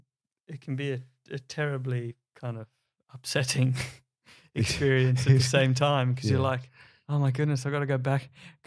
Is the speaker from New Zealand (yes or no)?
no; South Africa; now in Australia; straight from South Africa, where I was born. Been living there since I was a little grasshopper. Yeah, I'm proudly South African, Australian, British.